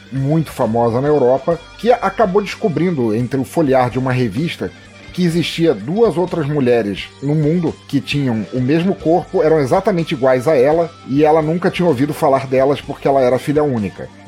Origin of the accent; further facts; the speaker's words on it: Angola; born there; eu não sou brasileiro, eu, é, nasci em Angola, mas sou filho de portugueses e tal.